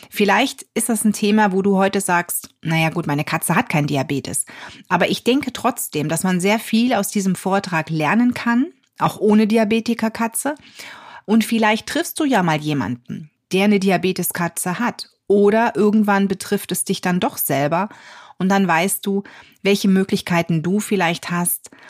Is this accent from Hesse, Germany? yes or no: no; North Rhine-Westphalia, Germany; Ich komme aus der Nähe von Düsseldorf, also für mich ist die Anreise jetzt auch nicht direkt um die Ecke